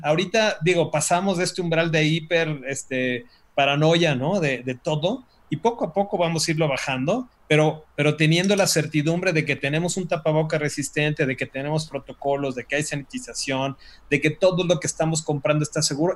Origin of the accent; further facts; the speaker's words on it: Mexico; como mexicanos